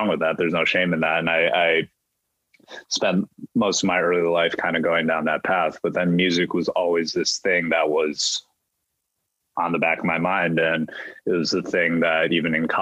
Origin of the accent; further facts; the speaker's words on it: Ann Arbor, Michigan, United States; My parents immigrated to the U.S. from Taiwan. I grew up in Michigan in Ann Arbor